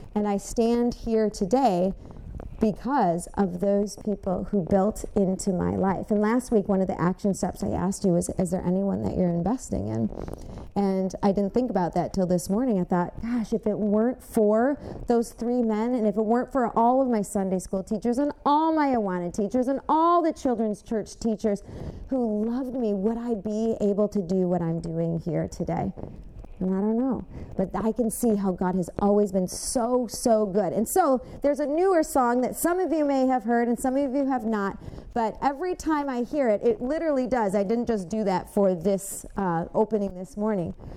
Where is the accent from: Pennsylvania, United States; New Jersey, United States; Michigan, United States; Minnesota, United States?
Michigan, United States; Westland; I grew up in Westland, Michigan